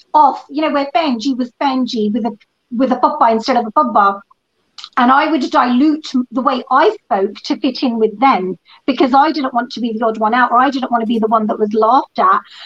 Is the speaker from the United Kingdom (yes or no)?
yes; England, United Kingdom; was born and brought up in England